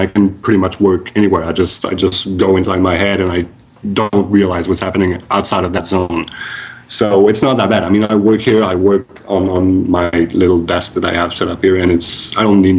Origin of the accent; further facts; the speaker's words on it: Repentigny, Quebec, Canada; I grew up in Repentigny, so I haven't been in that town for a while